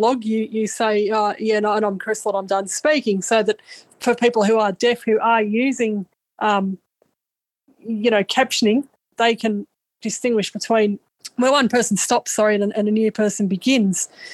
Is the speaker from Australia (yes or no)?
yes; Australia; I'm from Australia